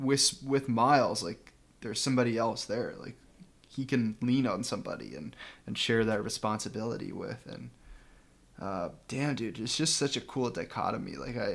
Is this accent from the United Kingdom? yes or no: no; Midwest, United States; moved away; growing up in the Midwest, I could never connect with Spider-Man, but I feel like now that I, like, live out here in the city